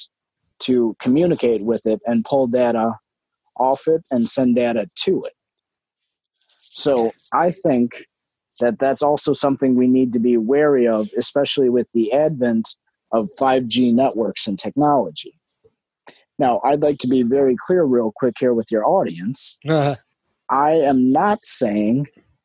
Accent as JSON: {"language": "English", "region": "Wisconsin", "country": "United States", "first_language": "English", "said": "here in my home state of Wisconsin in the U.S."}